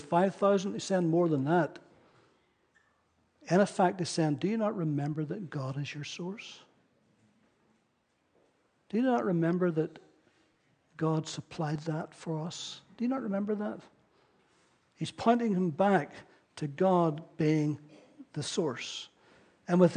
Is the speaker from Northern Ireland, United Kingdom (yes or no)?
yes; Ballyclare, Northern Ireland, United Kingdom; I grew up in Ballyclare, where I came from